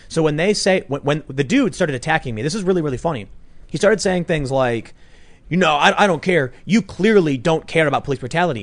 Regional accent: Chicago, Illinois, United States; growing up in Chicago

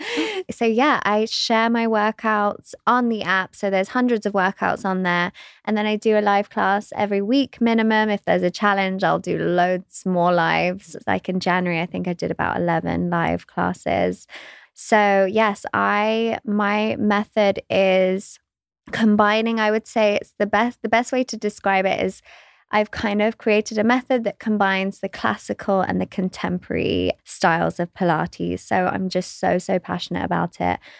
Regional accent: West Sussex, South East England, United Kingdom; I grew up in West Sussex. in England

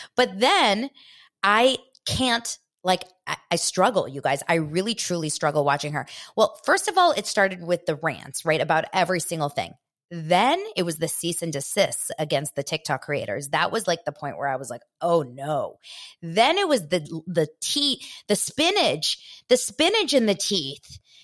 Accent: Los Angeles, California, United States; I grew up here in Los Angeles

